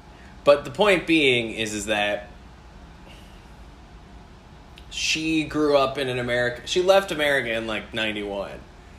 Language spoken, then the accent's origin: English; Norway; So for me, to contextualize it, I was born and raised in Norway, but my mom is American and my dad is South African.